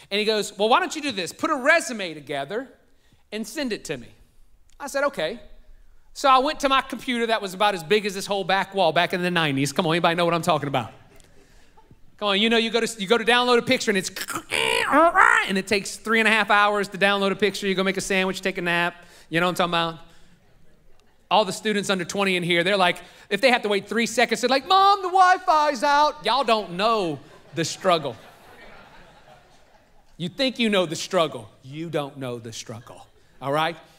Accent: New Orleans, Louisiana, United States; also born or lived in North Shore, Louisiana; I was born in New Orleans. Now there's New Orleans. I lived in a suburb of New Orleans that was north of it.

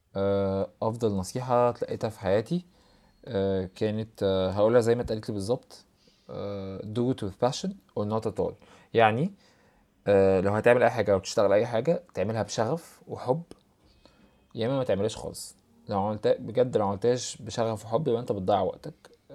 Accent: Egypt; عندنا في مصر

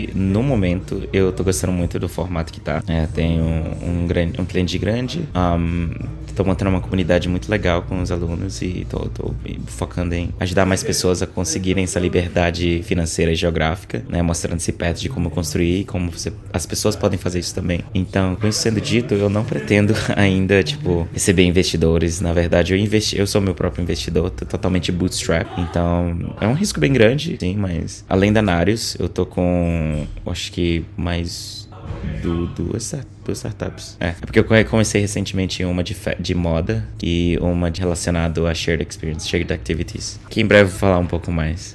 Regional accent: Boa Vista, Roraima, Brazil; moved away as an adult; also born or lived in Manaus; now in Estonia; Eu sou do interior, sou de Boa Vista, da capital de Roraima, mas eu morei grande parte da minha vida no interior, do interior do interior

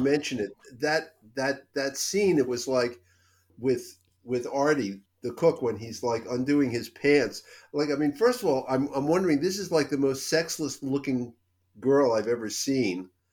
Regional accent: Philadelphia, Pennsylvania, United States; I grew up in Philadelphia

